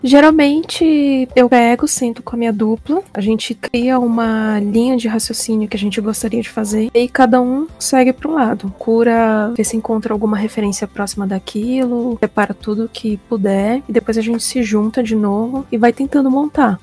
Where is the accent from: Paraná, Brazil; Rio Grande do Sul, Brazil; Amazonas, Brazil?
Amazonas, Brazil; Manaus; moved away as an adult; now in São Paulo, Brazil; sou de Manaus, mas fazem 10 anos que eu moro em São Paulo